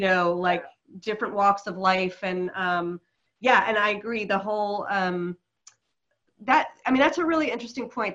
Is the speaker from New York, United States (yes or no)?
yes; New York City, New York, United States; moved away as an adult; now in New Zealand; I'm from New York City